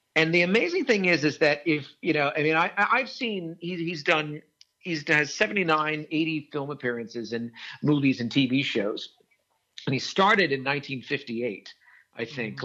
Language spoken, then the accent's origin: English; Wilmington, Delaware, United States; growing up in Wilmington, Delaware